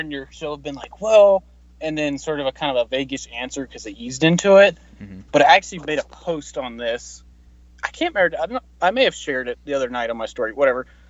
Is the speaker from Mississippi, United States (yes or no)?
yes; Mississippi, United States; moved away; I was born in Mississippi